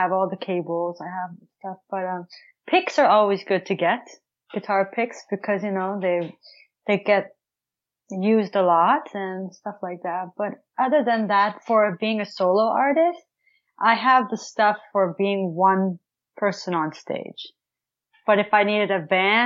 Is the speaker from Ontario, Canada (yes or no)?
yes; Ottawa, Ontario, Canada; I'm from Canada, Ottawa, Ontario